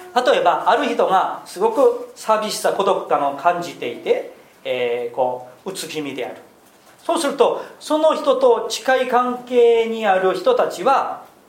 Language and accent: Japanese; South Korea; moved away as an adult; also born or lived in Tokyo; 韓国人ですから軍隊に行くんですけれども